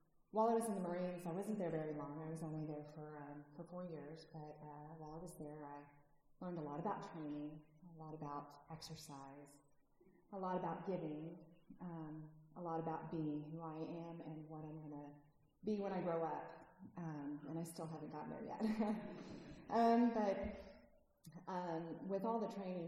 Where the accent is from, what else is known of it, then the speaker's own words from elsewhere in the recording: California, United States; moved away; I'm originally from California